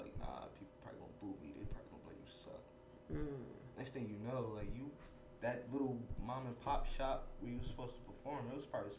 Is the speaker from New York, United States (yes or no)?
no; Stuyvesant and Rosemont, New Jersey, United States; also born or lived in Ewing, New Jersey; I grew up on Stuyvesant and Rosemont until I turned 12 years old.